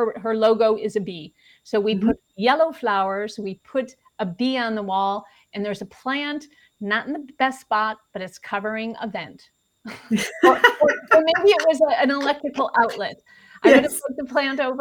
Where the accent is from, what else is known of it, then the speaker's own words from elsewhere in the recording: Chicago, Illinois, United States; I'm from Chicago.